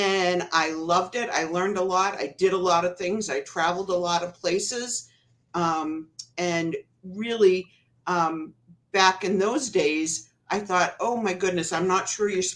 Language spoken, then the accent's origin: English; Concord, New Hampshire, United States; moved away as an adult; now in Manchester, United States; I am a native Concord girl. I was born and raised in Concord